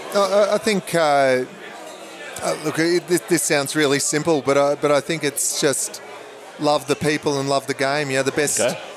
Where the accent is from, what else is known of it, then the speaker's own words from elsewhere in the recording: Brisbane, Queensland, Australia; when I grew up in Brisbane